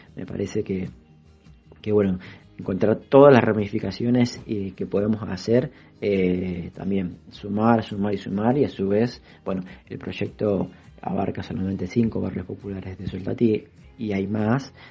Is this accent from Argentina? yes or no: yes; Buenos Aires, Argentina; soy vecino de Soldati